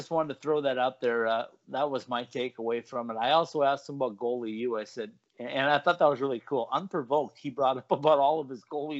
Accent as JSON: {"language": "English", "region": "Minnesota", "country": "United States", "tie": "born or raised there", "said": "my home state, Minnesota."}